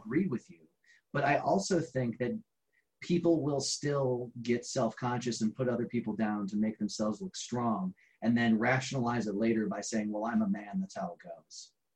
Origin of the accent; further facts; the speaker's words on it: Garrettsville, Ohio, United States; my hometown was garrettsville